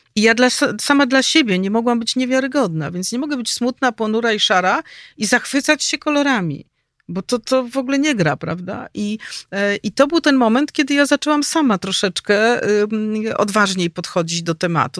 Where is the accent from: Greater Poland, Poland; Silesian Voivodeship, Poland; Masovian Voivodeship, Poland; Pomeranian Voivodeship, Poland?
Masovian Voivodeship, Poland; Warsaw; Ja jestem rodowitą warszawianką, urodziłam się tu, wychowałam